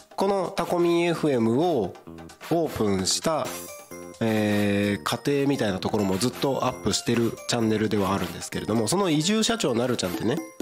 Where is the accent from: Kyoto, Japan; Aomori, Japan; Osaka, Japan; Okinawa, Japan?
Aomori, Japan; Takko; now in Tako, Japan; 僕の出身地は青森県田子町ってなかなか読めな読まない読み方をするとこ